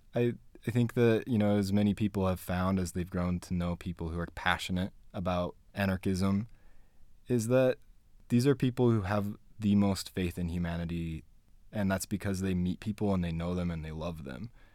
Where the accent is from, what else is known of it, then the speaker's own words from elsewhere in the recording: Spanish Fork, Utah, United States; also born or lived in Payson, Utah / Fort Worth, Texas; I grew up here. I grew up in Spanish Fork and Payson, Utah